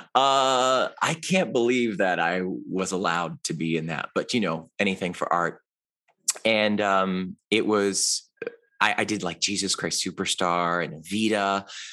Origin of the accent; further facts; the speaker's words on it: Cleveland, Ohio, United States; moved away; I grew up in Cleveland, Ohio